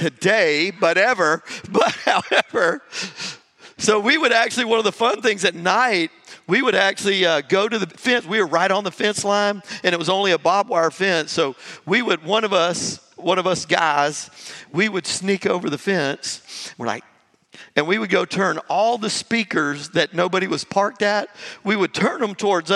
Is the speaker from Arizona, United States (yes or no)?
no; Jacksonville, Florida, United States; moved away; I grew up in Jacksonville, Florida, right there on Highway 17.